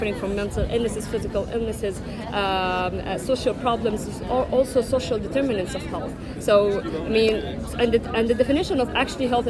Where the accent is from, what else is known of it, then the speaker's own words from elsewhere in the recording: Egypt; I'm a clinical pharmacist from Egypt